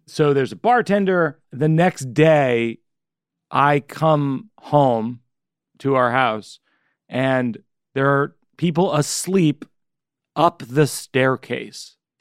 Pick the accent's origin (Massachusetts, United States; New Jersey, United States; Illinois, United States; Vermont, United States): Massachusetts, United States; Shrewsbury; Shrewsbury's my hometown